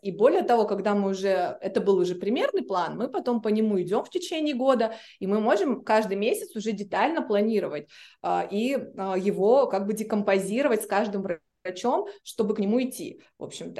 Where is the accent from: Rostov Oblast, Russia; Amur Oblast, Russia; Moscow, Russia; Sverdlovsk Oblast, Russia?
Amur Oblast, Russia; Blagoveshchensk; moved away as an adult; now in Saint Petersburg, Russia; я вообще из Благовещенска